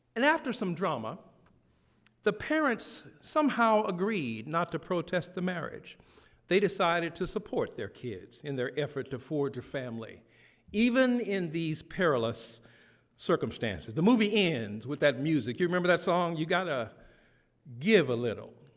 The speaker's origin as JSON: {"language": "English", "region": "the South", "country": "United States", "tie": "born or raised there", "said": "a young black boy growing up in the South"}